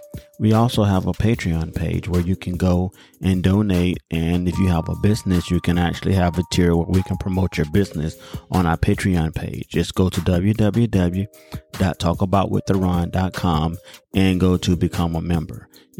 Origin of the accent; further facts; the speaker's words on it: United States; my experiences as a Black American or African American